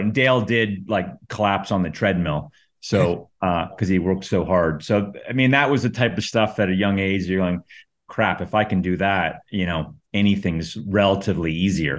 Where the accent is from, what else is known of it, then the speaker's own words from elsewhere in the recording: Calgary, Alberta, Canada; I grew up in Calgary, which is basically, it was just softball